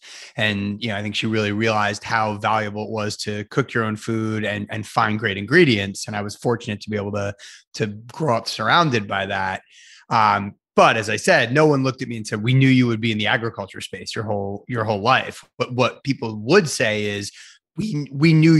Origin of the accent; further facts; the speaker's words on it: Providence, Rhode Island, United States; I grew up in Rhode Island, in Providence, Rhode Island.